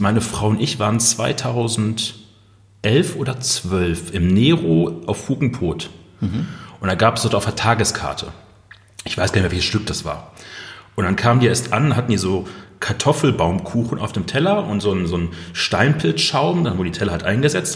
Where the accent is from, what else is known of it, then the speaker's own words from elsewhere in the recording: Ruhr area, North Rhine-Westphalia, Germany; im Ruhrgebiet, da wo ich herkomme